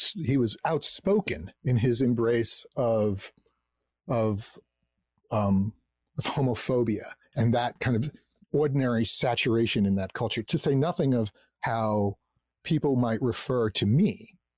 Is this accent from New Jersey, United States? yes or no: yes; New Jersey, United States; I grew up in New Jersey, you know, in this suburban community